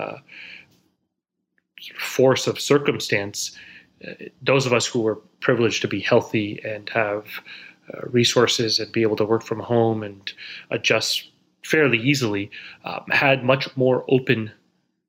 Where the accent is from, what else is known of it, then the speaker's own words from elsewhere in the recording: Silicon Valley, California, United States; now in New York City, United States; Born and raised in Silicon Valley, in the northern part of California